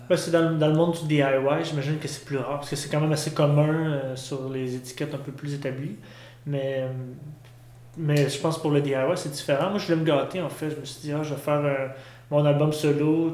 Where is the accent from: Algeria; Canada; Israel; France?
Canada; Saint-Hyacinthe, Quebec; je viens de Saint-Hyacinthe